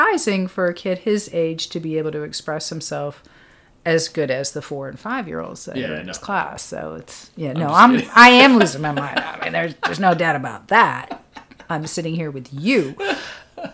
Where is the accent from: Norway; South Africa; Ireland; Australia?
Australia; South Australia; moved away; I'm originally from South Australia